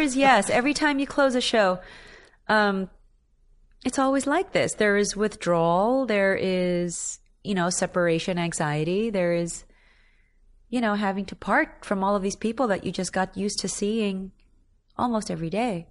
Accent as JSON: {"language": "English", "country": "Philippines", "moved": "yes", "lives_now": "New York City, United States", "said": "my native tongue"}